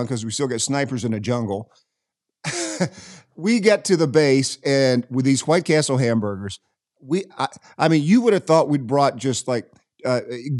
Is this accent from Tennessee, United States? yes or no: yes; Knoxville, Tennessee, United States; I grew up in Knoxville